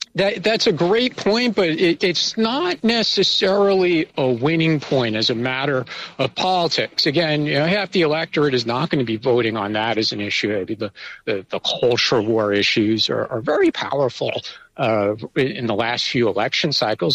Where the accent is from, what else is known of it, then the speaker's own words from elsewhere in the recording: United States; now in Taiwan; speaking as an American